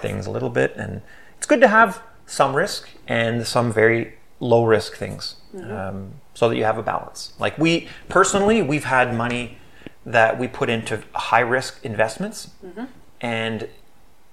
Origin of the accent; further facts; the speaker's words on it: Canada; we're from Canada